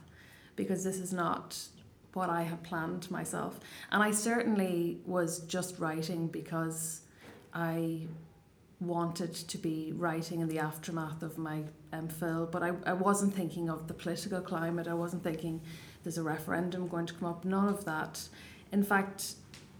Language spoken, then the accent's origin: English; Ireland; first language Irish; English is a second language; I was away from Ireland, away from home